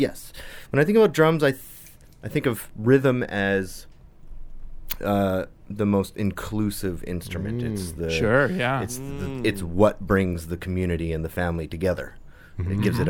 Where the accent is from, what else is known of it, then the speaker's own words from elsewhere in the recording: Winnipeg, Manitoba, Canada; I grew up in Transcona.